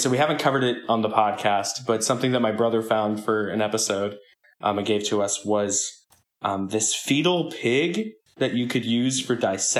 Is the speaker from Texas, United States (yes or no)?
no; Ohio, United States; now in New York City, United States; I'm a playwright. I'm a theater maker based out of New York City. I'm originally from Ohio.